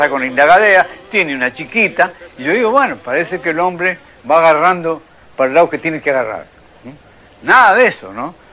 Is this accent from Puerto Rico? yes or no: no; Buenos Aires, Argentina; born there; yo nací el año 1900, en pleno verano, verano de Buenos Aires